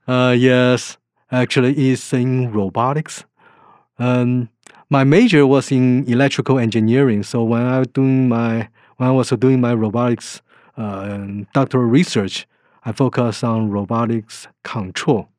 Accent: Taiwan; moved away; I was born in Taiwan

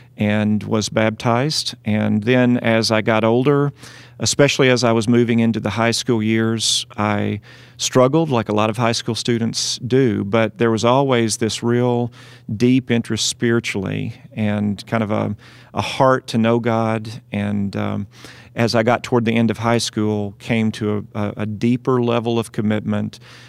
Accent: Dyersburg, Tennessee, United States; Well, I'm originally from Dyersburg, Tennessee. I grew up in the South

